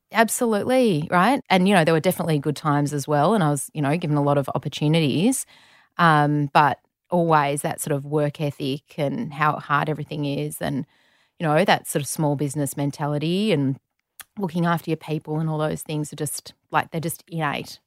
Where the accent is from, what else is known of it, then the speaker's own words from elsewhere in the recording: Melbourne, Victoria, Australia; also born or lived in Saudi Arabia; we're both from Melbourne. So, grew up in Melbourne